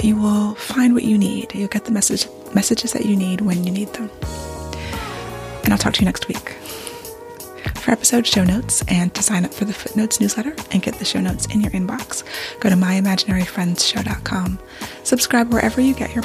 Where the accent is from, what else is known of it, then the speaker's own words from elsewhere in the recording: United States; I'm American, I'm Western.